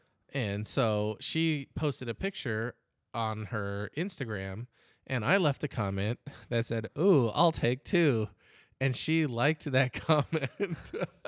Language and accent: English; Scotland, United Kingdom; I liked that one because I'm a Scot.